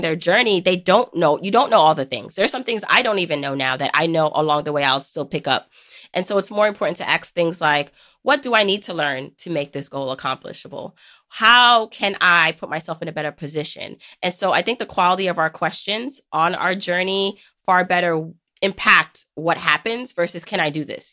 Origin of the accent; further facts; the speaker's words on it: New York City, New York, United States; growing up in New York City.